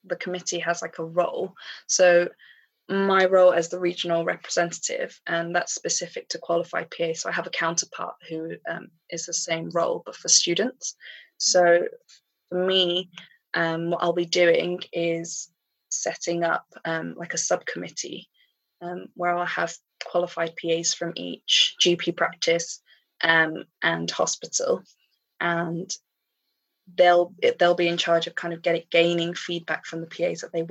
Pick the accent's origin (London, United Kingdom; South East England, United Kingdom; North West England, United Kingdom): London, United Kingdom; moved away as an adult; now in Manchester, United Kingdom; I'm originally from London